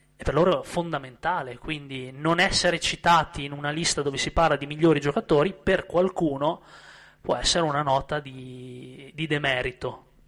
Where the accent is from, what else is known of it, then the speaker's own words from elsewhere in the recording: Verona, Veneto, Italy; moved away; sono di Verona